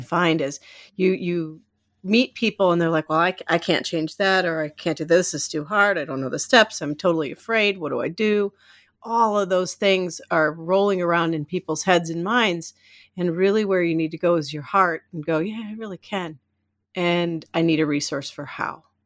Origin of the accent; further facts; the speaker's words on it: Iowa, United States; moved away as an adult; also born or lived in Minneapolis, Minnesota / California; now in Maine, United States; raised in Iowa